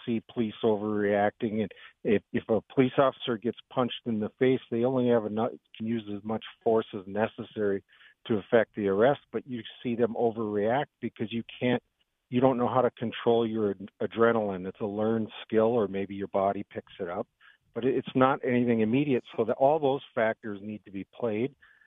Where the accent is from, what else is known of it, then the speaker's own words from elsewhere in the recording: Grand Forks, North Dakota, United States; moved away; I'm in a city probably three times the size, but I'm from Grand Forks